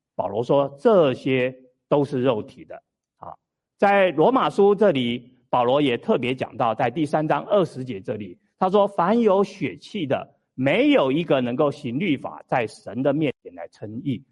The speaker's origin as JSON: {"language": "Chinese", "country": "Taiwan", "tie": "born or raised there", "moved": "yes", "said": "我小的时候住在台湾，啊，我们台湾叫做什么？鸡童"}